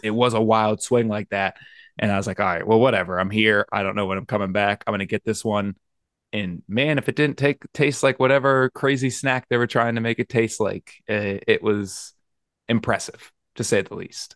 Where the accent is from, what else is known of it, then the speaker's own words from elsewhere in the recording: Pennsylvania, United States; here in my home state